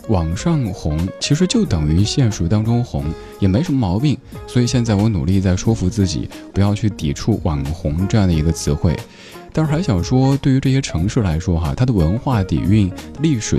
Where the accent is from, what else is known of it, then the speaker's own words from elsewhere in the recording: Chengdu, Sichuan, China; now in Beijing, China; 我家乡成都